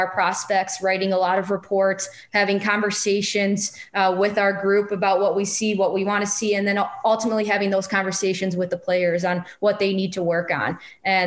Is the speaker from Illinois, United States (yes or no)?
yes; Chicago, Illinois, United States; also born or lived in San Jose; my hometown team